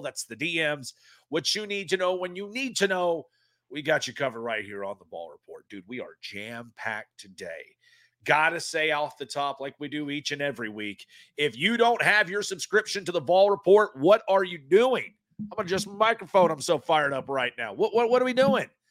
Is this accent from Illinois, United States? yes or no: no; East Tennessee, United States; also born or lived in Knoxville; I was born and raised in East Tennessee